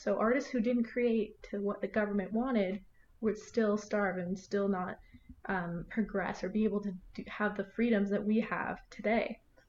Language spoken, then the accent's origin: English; Canada